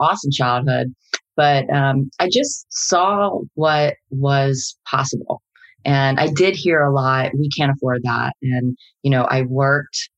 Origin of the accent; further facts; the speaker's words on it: New Jersey, United States; I grew up in New Jersey, youngest out of 10 children, big family